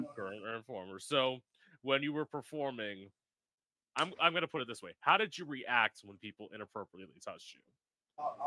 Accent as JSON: {"language": "English", "region": "Florida", "country": "United States", "tie": "born or raised there", "said": "I've lived in Florida my whole life"}